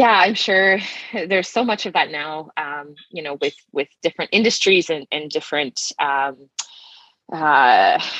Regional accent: southeastern Saskatchewan, Canada; I grew up in a small town in southeastern Saskatchewan of about 400, just about 400 people.

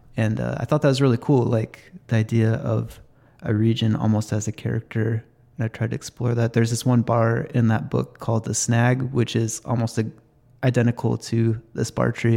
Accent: Snohomish County, Washington, United States; I grew up in Snohomish County

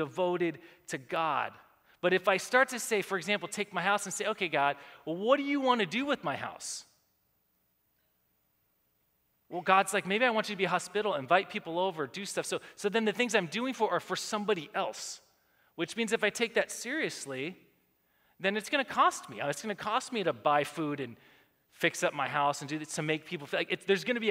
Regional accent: United States; We live in America

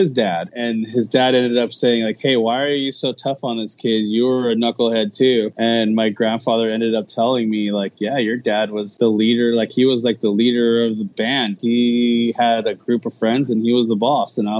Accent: United States; first language Tagalog; English is a second language; I'm a first generation Filipino American

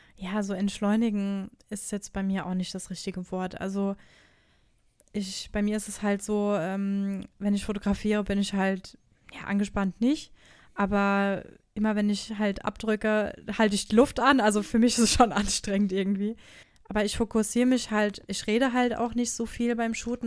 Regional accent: Odenwald, Hesse, Germany; bei uns im Odenwald, wo ich herkomme

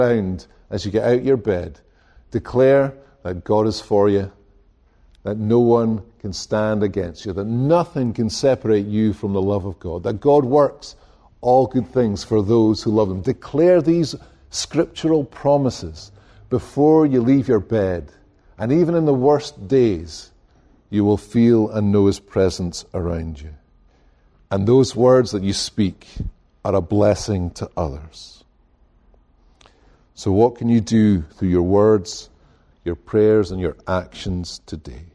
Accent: Scotland, United Kingdom; now in United States; I come from Scotland

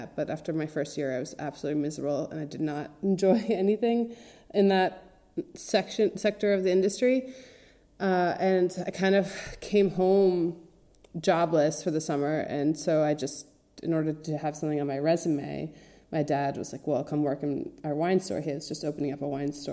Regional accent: Connecticut, United States; moved away as an adult; now in Italy; My parents are from Switzerland, and they moved to Connecticut 6 months before I was born in '87. So I grew up in a very lovely suburb in the tri-state area, 45 minutes outside of New York

